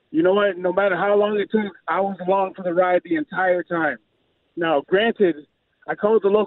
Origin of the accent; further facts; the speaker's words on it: Windsor, Ontario, Canada; also born or lived in Chicago; I'm from Windsor. I'm from Canada, and I went to school in Chicago.